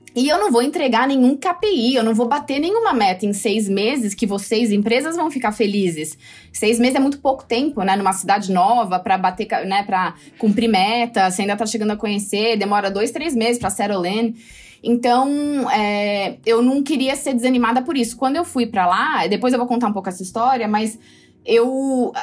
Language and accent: Portuguese; Brazil; eu sou brasileira